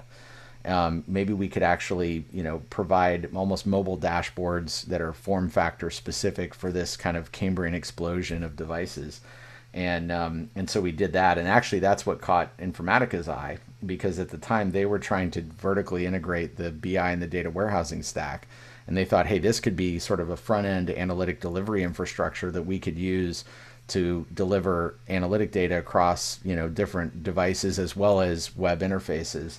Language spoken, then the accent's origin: English; Illinois, United States; moved away as an adult; also born or lived in California; I was from Illinois